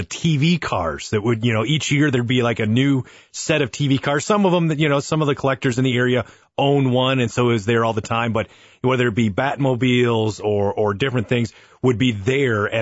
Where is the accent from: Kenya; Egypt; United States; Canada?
United States; Sheboygan, Wisconsin; I grew up in Sheboygan